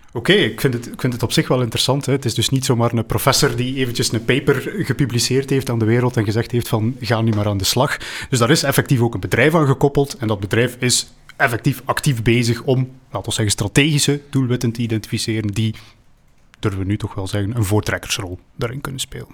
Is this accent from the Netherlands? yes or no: no; Flanders, Belgium; wij, als Vlamingen